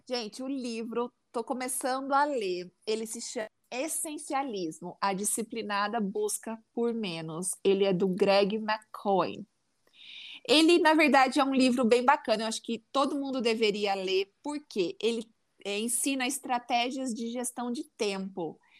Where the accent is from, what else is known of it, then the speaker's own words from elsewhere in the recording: interior of São Paulo, Brazil; accent: caipira; eu tinha um sotaque caipira muito feio.